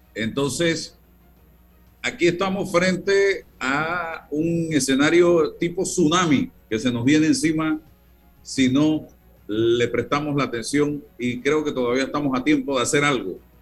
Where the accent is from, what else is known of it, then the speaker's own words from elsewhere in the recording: Panama; nosotros como panameños